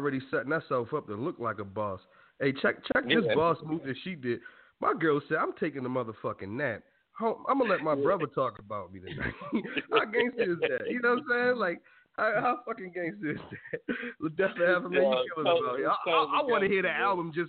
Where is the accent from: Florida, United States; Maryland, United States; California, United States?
Maryland, United States; Baltimore; I'm from Baltimore City